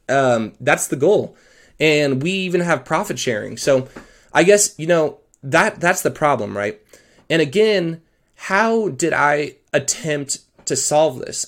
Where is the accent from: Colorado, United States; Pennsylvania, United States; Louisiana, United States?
Colorado, United States; I'm actually from Colorado